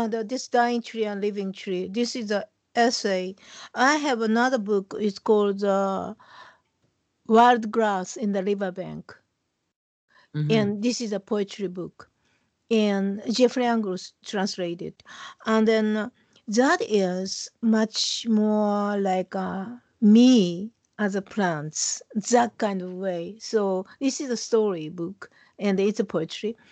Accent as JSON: {"language": "English", "region": "Tokyo", "country": "Japan", "tie": "born or raised there", "second_language": "English", "moved": "yes", "lives_now": "California, United States", "said": "When I was a child, when I was a kid, you know, I grew up in Tokyo"}